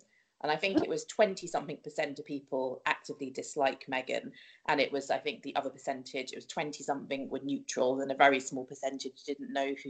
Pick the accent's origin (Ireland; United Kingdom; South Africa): United Kingdom; born or raised there